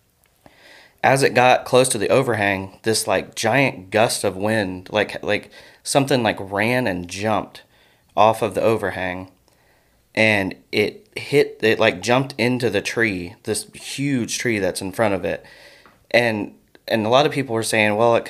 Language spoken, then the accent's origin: English; Fairborn, Ohio, United States; I grew up in Fairborn, which is really close to Yellow Springs